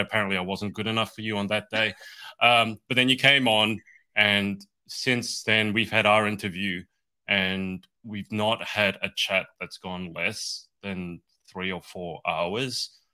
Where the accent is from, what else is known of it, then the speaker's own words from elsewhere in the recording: Australia; I'm from Australia. That's why I have this weird accent